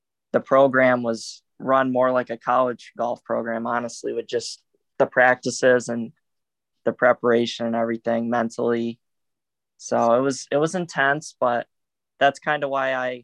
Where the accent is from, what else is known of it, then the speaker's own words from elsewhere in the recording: Rochester, New York, United States; I'm from Rochester, yep, right where Mike is from. We went to the same high school